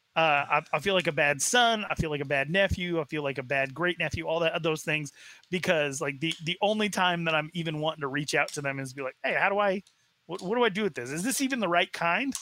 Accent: Arizona, United States; I was raised in Arizona, very far away from the reservation.

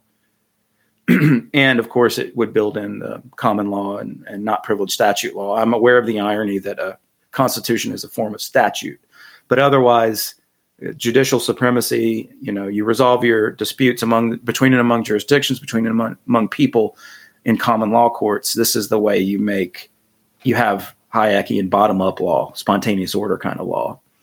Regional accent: North Carolina, United States; I'm from North Carolina

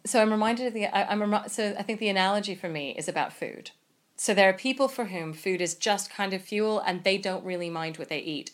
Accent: United States; So I'm American

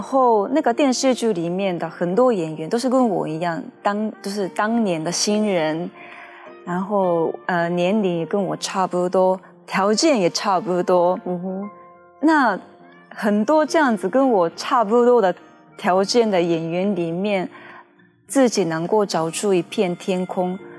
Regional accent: Japan; Chinese is a second language; moved away as an adult; now in Taiwan; 我是日本人，可是我会说中文的

